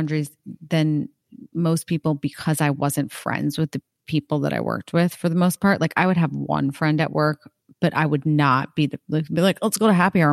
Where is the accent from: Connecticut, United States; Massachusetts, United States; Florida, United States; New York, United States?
Connecticut, United States; I am from Connecticut